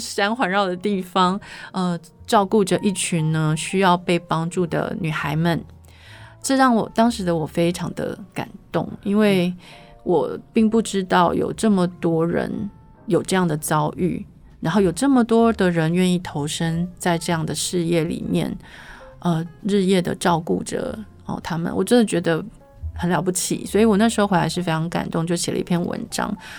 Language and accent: Chinese; Yilan County, Taiwan; 依然是我的故乡